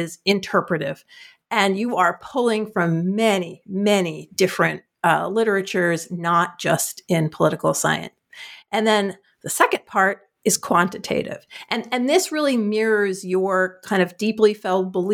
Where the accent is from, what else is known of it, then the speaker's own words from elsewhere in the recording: New Jersey, United States; I'm from New Jersey